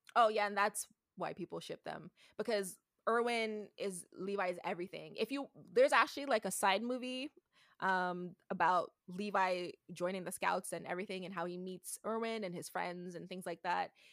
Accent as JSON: {"language": "English", "country": "Canada", "said": "I'm from Canada"}